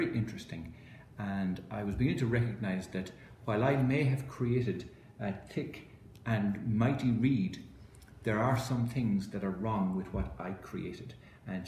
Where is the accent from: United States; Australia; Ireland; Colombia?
Ireland; I was brought up in Holy Catholic Ireland